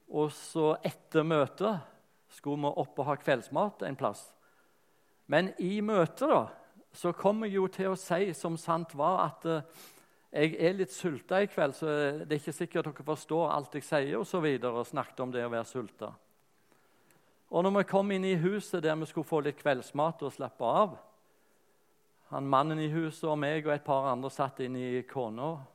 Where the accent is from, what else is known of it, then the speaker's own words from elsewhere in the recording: Rogaland, Norway; accent: Rogaland dialect; moved away; also born or lived in Lyngdal / Sørlandet / Bergen; dialekten er rogalandsk